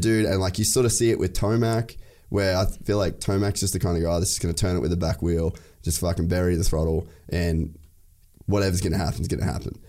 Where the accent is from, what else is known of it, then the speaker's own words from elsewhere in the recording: Cairns, Queensland, Australia; also born or lived in United States; I grew up in Cairns